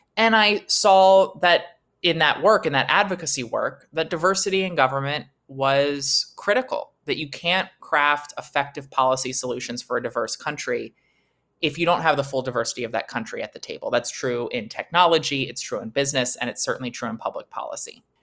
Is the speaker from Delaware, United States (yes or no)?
yes; Delaware, United States; the seat that I was born and raised in here in Delaware